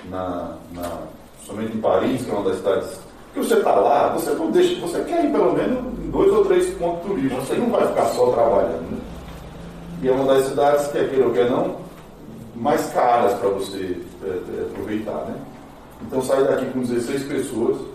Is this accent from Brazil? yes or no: yes; Juazeiro do Norte, Ceará, Brazil; also born or lived in São Caetano do Sul, São Paulo; Eu sou do Nordeste, eu sou do Nordeste, eu sou do Cariri, cearense, tá? do Cariri.